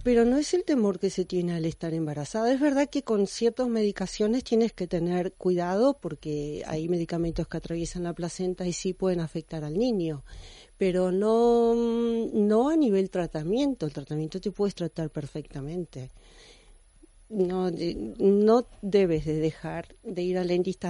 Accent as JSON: {"language": "Spanish", "country": "Argentina", "tie": "born or raised there", "also_born_or_lived": "United States / France", "moved": "as an adult", "lives_now": "Spain", "said": "me gradué en mi país natal, la Argentina, pero luego seguí la formación en Estados Unidos y en Francia y luego vine aquí a España"}